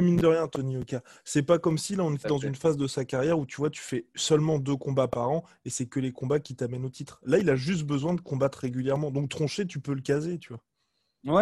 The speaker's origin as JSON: {"language": "French", "country": "France", "said": "en tant que Français"}